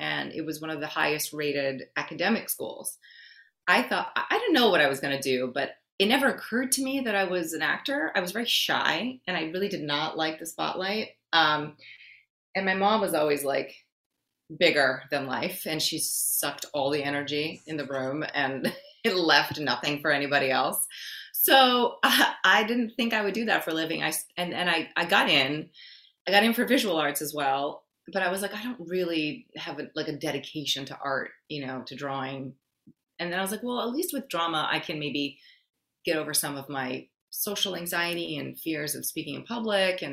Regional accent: New York City, New York, United States; English is a second language; also born or lived in Brazil / Forest Hills, Queens; I grew up in New York City

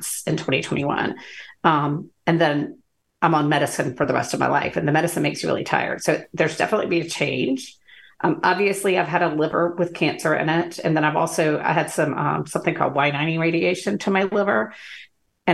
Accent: Athens, Georgia, United States; I'm from Athens, Georgia

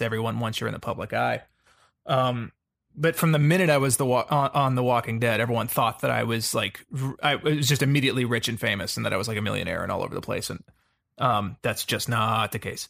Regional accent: the South, United States; I grew up in the South

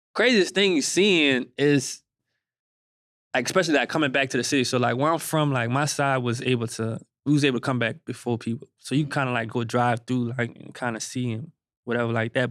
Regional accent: Gretna, Louisiana, United States; I'm from Gretna, uh, Louisiana

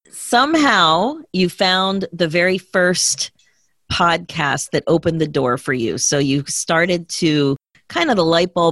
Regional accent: Houston, Texas, United States; I was born and raised here in Texas.

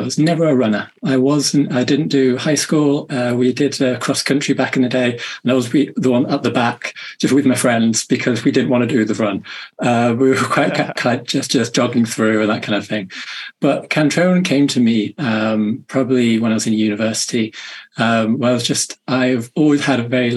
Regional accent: Manchester, North West England, United Kingdom; I come from the UK, as you may be able to tell from my accent, up in the north in Manchester

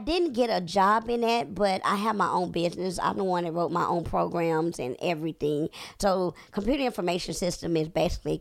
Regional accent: Corsicana, Texas, United States; moved away as an adult; also born or lived in Dallas, Texas / Irving, Texas; now in Atlanta, United States; I'm from Corsicana, but when I graduated and started going to college, and I went to DeVry up there in Irving.

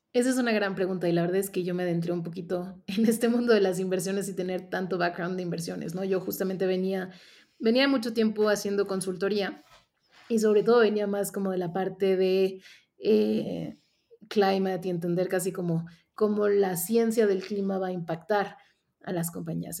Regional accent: Mexico; also born or lived in Mexico City; yo soy mexicana y yo estoy basada aquí en la Ciudad de México

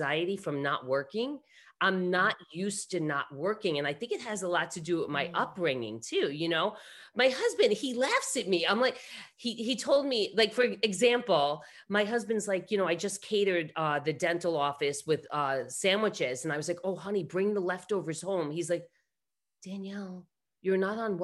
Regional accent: New York, United States; I was born and raised in New York

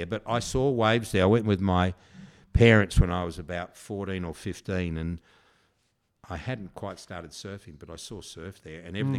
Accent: South Australia, Australia; moved away as an adult; also born or lived in England / Perth, Western Australia; now in Yallingup, Australia; I grew up in South Australia

